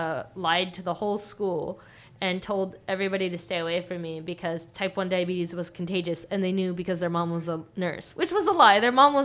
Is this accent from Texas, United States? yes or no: no; Orange County, California, United States; I grew up in Orange County.